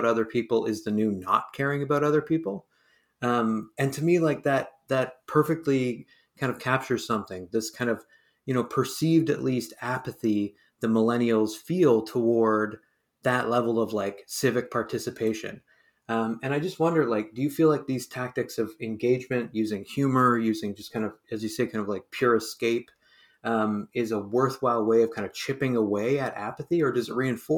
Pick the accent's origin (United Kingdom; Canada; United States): Canada; Hamilton, Ontario; now in Halifax, Canada; I was born and raised in Hamilton, Ontario.